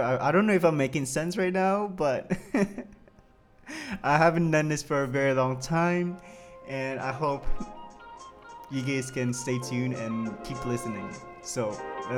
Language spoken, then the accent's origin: English; Saskatchewan, Canada; moved away as an adult; now in Montreal, Canada; I'm from Saskatchewan, I'm not from here